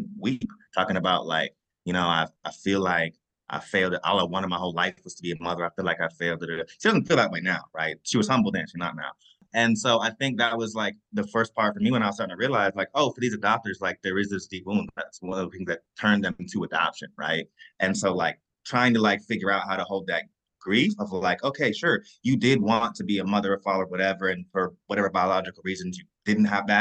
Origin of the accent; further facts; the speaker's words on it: Kentucky, United States; I'm from Kentucky